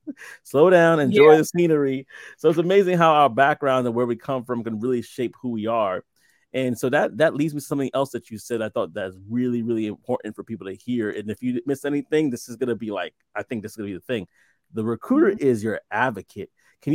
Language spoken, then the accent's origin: English; New York City, New York, United States; now in New Jersey, United States; I'm originally from, and I got, you know, we always say like this, I'm from Brooklyn, New York. We act like it's a whole different country, but I'm originally from Brooklyn.